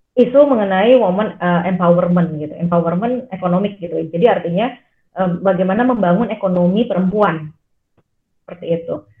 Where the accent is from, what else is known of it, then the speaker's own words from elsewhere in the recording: Jakarta, Indonesia; also born or lived in Purwokerto; Saya orang Jakarta, saya lahir Jakarta dan besar di Jakarta